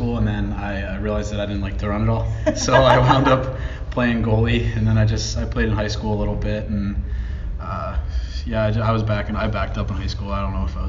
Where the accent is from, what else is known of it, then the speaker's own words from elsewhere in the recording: Philadelphia, Pennsylvania, United States; moved away; I'm from Philly.